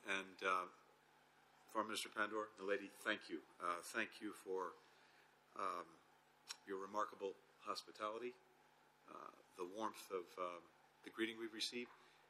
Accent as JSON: {"language": "English", "country": "United States", "said": "as an American"}